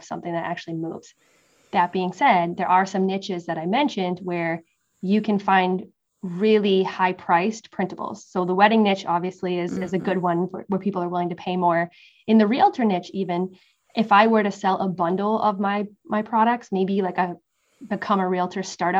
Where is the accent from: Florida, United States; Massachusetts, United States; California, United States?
Massachusetts, United States; moved away as an adult; also born or lived in West Coast, United States; now in East Coast, United States; growing up in Massachusetts